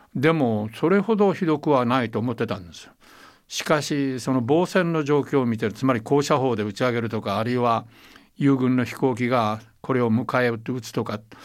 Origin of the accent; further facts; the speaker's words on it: Taiwan; 私は台湾生まれ台湾育ちですから